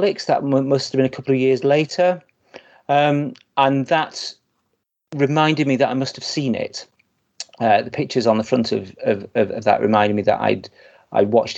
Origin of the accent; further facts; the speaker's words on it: Blackpool, North West England, United Kingdom; I grew up in Blackpool